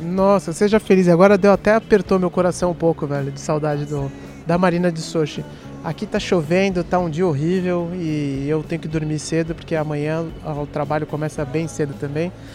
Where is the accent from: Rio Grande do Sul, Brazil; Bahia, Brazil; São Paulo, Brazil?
São Paulo, Brazil; Eu sou de São Paulo